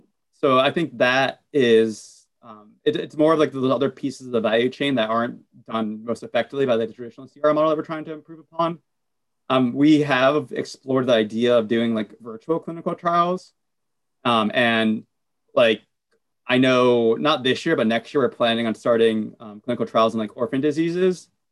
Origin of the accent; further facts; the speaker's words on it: United States; as a Latino growing up in America